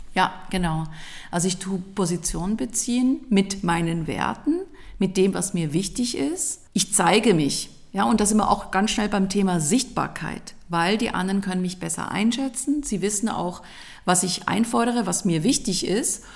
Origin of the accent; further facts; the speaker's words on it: Switzerland; ich komme aus der Schweiz.